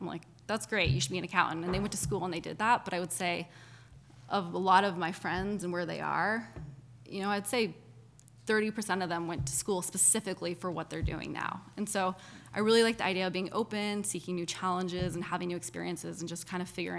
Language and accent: English; Hong Kong; also born or lived in Japan; I was born in Japan and grew up in Hong Kong. And so I've always loved international world.